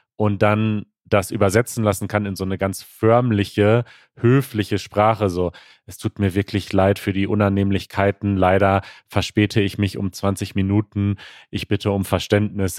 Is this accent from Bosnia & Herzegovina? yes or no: no; United States; German is a second language; ich komme aus den USA